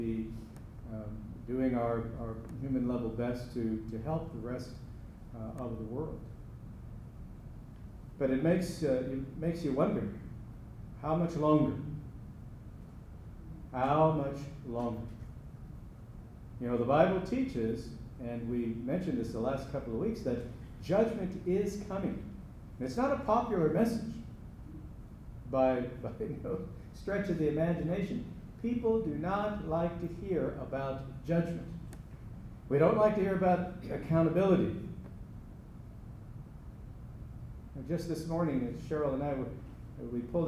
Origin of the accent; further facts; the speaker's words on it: United States; born in the United States of America